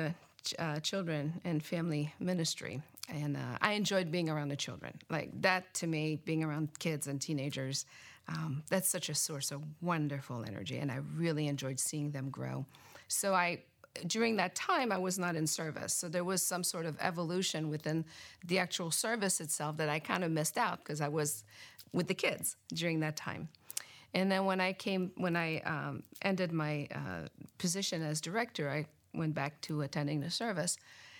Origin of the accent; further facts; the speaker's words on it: Canada; now in Gaithersburg, United States; I grew up in Canada